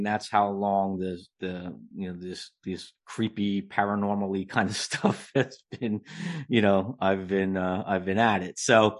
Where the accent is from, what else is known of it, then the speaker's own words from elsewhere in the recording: New Jersey, United States; Well, I've been writing since a little kid, and I grew up in New Jersey.